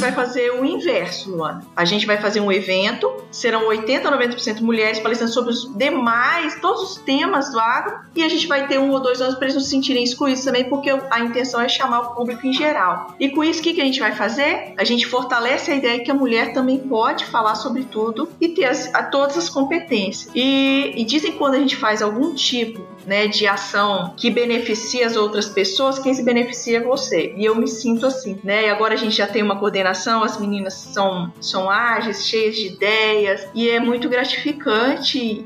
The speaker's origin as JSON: {"language": "Portuguese", "town": "Baixo Guandu", "region": "Espírito Santo", "country": "Brazil", "also_born_or_lived": "Viçosa, Minas Gerais", "moved": "as an adult", "lives_now": "Sinop, Brazil", "said": "eu sou do interior do Espírito Santo, sou de Baixo Guandu."}